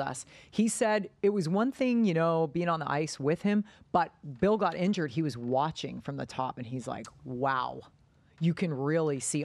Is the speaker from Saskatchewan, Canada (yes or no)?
yes; Saskatchewan, Canada; "Where are you from?" Saskatchewan.